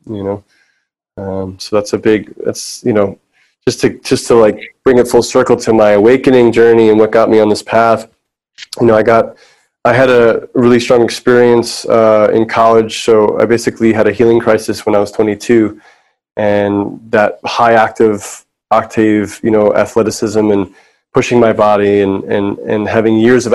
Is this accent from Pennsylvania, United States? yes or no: no; New York City, New York, United States; I grew up in New York City